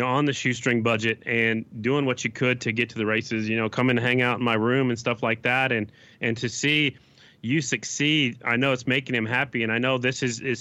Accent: Oklahoma, United States; I'm from Oklahoma

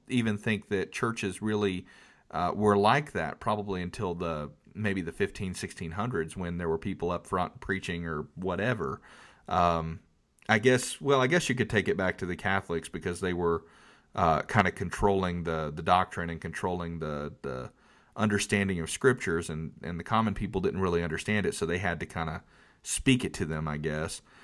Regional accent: North Carolina, United States; I'm from North Carolina. We're in the Bible Belt

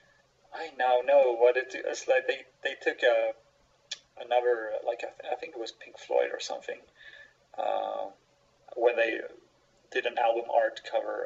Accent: Sweden; I'm from Sweden

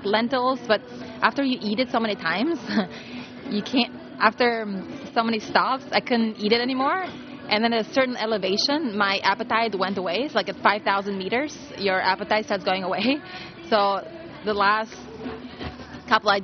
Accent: Albania; moved away; I come from Europe, so my ideal vacation is in Europe. It has to be in my country, in Albania

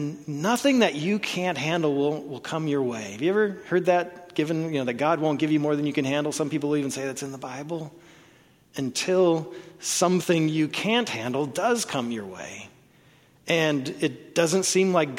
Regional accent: Oklahoma, United States; I was born in Oklahoma

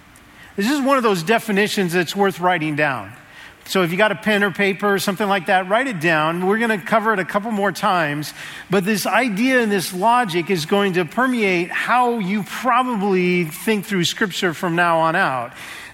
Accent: Seattle, Washington, United States; moved away; So I'm from Seattle. I just moved here about a month ago.

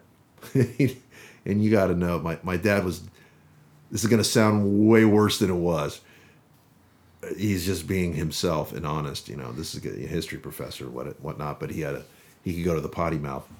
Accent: Las Vegas, Nevada, United States; I didn't grow up in the Bay Area. I grew up in Las Vegas.

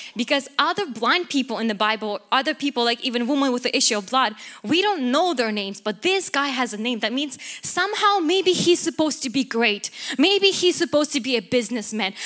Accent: Ukraine; moved away; I come from Ukraine

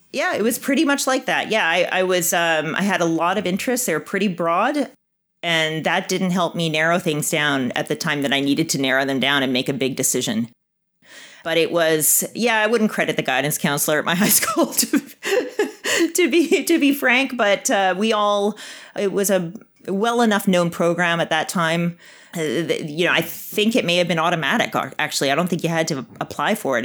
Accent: Winnipeg, Manitoba, Canada; moved away as an adult; I grew up in Winnipeg

